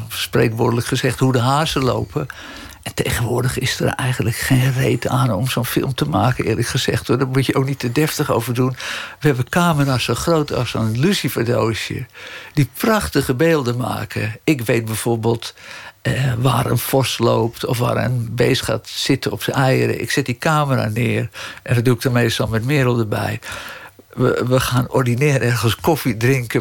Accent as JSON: {"language": "Dutch", "town": "Amsterdam", "region": "North Holland", "country": "Netherlands", "tie": "born or raised there", "accent": "Amsterdams", "said": "Ik ben geboren en getogen in Amsterdam"}